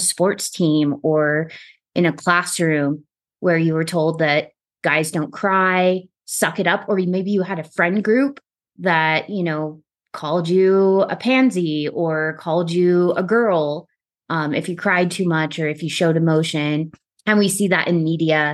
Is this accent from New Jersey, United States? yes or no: no; Texas, United States; growing up in Texas